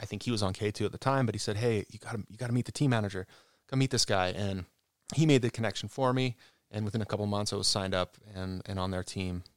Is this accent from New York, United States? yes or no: no; Cottonwood Heights, Utah, United States; I was born in Cottonwood Heights.